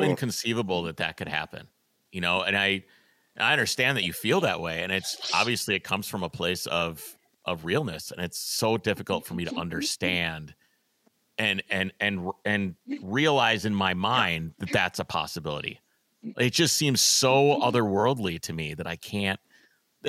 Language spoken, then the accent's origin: English; Wisconsin, United States; now in Minneapolis, United States; I grew up in Wisconsin in a small town